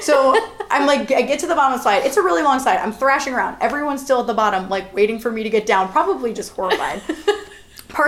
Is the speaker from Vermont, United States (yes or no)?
no; North Royalton, Ohio, United States; I'm actually known in my hometown as, like, one of the best swimmers to ever come out of North Royalton High School